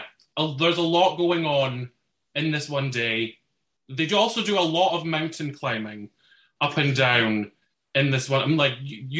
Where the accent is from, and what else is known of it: Dunfermline, Scotland, United Kingdom; born or raised there